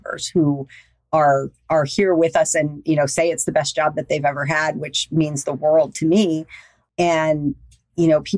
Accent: the South, United States; also born or lived in Louisiana / Florida; I was raised in Louisiana and Florida. I'm a good Southern girl

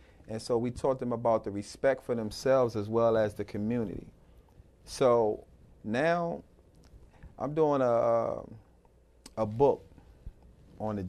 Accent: United States; When I was growing up in Northeast, 8th Street and all

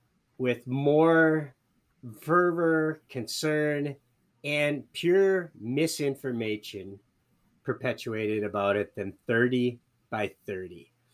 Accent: Michigan, United States; now in Minnesota, United States; I'm a native Michigander. I love Michigan

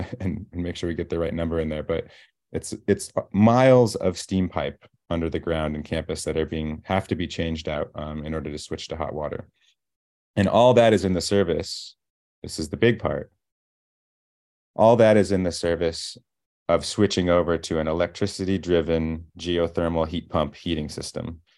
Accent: Iowa, United States; moved away as an adult; now in Princeton, United States; growing up in Iowa

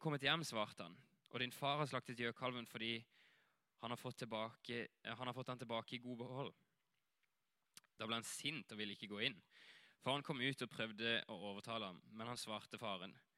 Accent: Greipstad, Agder, Norway; moved away as an adult; also born or lived in Hawaii / Asia / Flekkerøya; jeg kommer her herfra, fra Greipstad, og vokste opp her

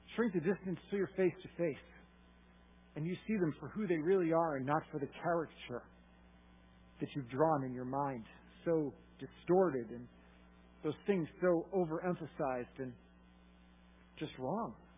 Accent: Massachusetts, United States; I am from Massachusetts

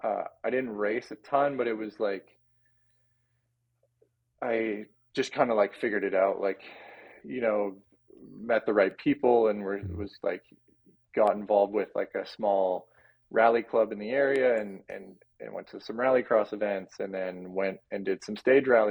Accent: Whistler, British Columbia, Canada; I grew up in Whistler

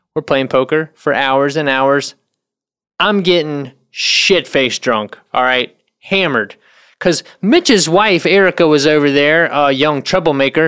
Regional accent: North Carolina, United States; moved away; I'm from North Carolina.

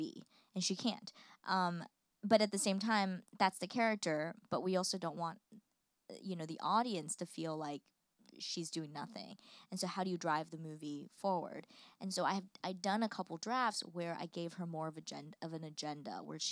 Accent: United States; as an American who lives here

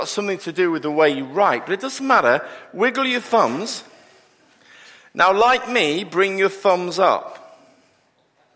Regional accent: Liverpool, North West England, United Kingdom; I am actually from Liverpool

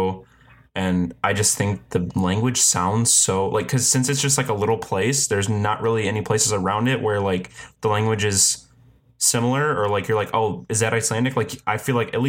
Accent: Michigan, United States; I'm from Michigan

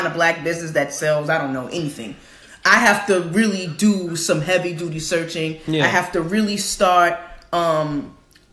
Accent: United States; because I'm American.

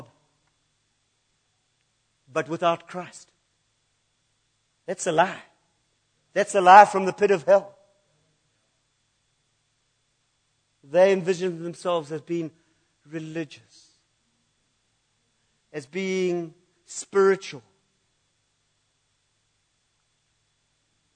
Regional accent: United Kingdom; I'm British

